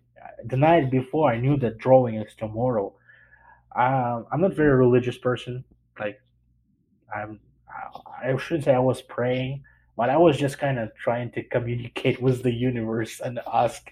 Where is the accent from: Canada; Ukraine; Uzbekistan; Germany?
Ukraine; Kostiantynivka, Donetsk Oblast; English is a second language; moved away as an adult; also born or lived in Massachusetts; now in Springfield, United States; I was born and raised pretty much till I was 18. In the small town on the east side of Ukraine.